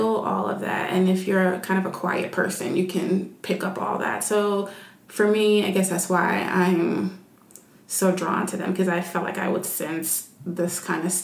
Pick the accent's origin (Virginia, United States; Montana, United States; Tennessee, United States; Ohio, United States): Tennessee, United States; Nashville; where I'm from in Nashville